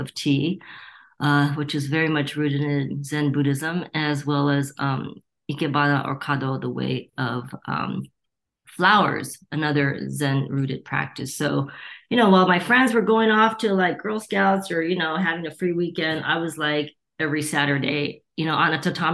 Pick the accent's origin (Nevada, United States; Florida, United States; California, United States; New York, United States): California, United States; Torrance; also born or lived in Gardena, California; I was born and raised in Torrance and Gardena, two cities that border each other, and it's a suburb